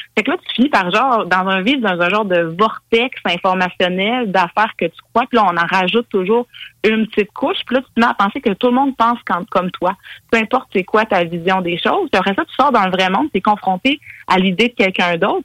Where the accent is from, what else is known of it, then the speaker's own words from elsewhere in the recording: Quebec, Canada; en tant que Québécois, Québécoise